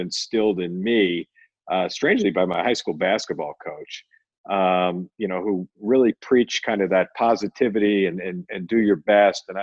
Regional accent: Philadelphia, Pennsylvania, United States; born or raised there; moved away as an adult; also born or lived in New York; now in Phoenix, United States

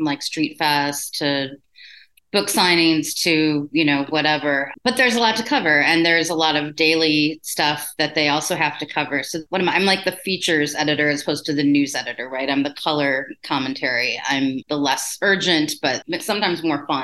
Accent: Chicago, Illinois, United States; I'm lifelong Chicagoan.

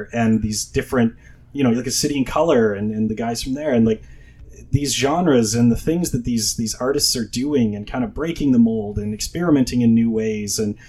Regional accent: Thunder Bay, Ontario, Canada; Hey, I'm from Thunder Bay.

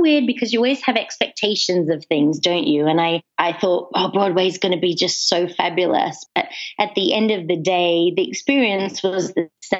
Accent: Australia; also born or lived in England; now in United States; So I was born in England. Okay. I grew up in Australia, and I've been living in the States now for 12 years.

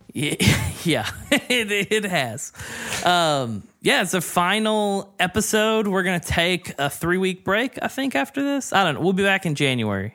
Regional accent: the South, United States; I grew up in the South

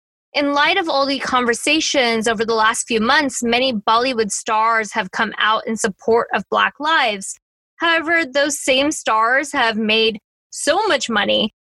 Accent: California, United States; my experience growing up in California

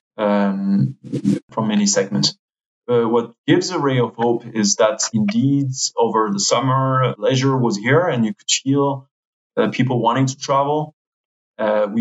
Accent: France; now in Switzerland; my home country, France

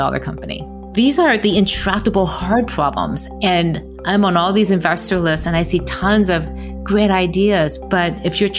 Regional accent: Detroit, Michigan, United States; growing up in Detroit

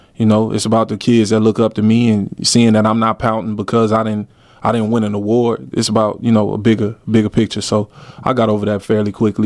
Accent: Miami, Florida, United States; moved away as an adult; also born or lived in Atlanta, Georgia; now in Darwin, Australia; I'm from Miami, Florida. I was born in Atlanta, Georgia

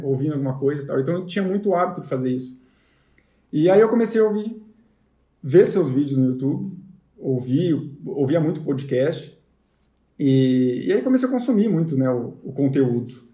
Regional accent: Londrina, Paraná, Brazil; a gente é de Londrina

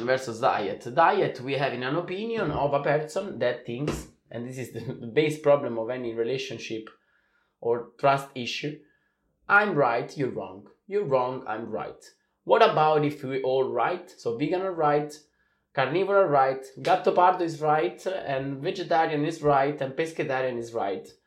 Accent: Italy; we are coming from Italy. We have the same tradition

